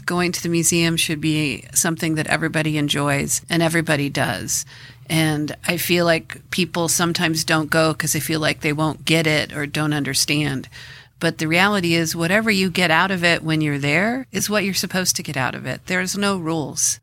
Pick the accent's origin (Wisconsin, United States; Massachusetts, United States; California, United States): California, United States; Los Angeles; also born or lived in New Mexico; I was born and grew up in Los Angeles, uh, in an area called Windsor Square